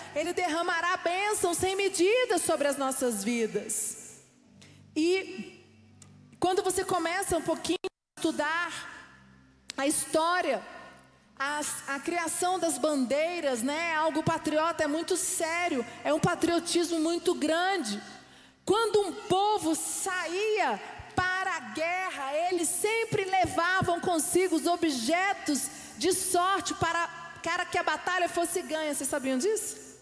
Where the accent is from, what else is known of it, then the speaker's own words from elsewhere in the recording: Brazil; nós somos brasileiros